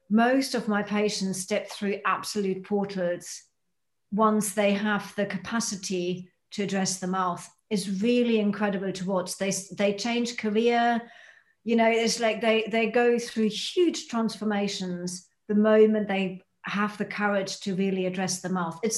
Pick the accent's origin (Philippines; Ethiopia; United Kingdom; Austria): United Kingdom; by being a Brit, that's how you help people step into their power